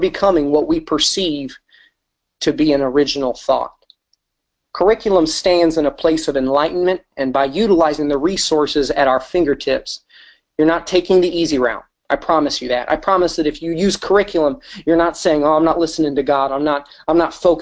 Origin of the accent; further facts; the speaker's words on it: Wisconsin, United States; also born or lived in Michigan; now in St. Louis, United States; I grew up in Wisconsin and for a short time in Michigan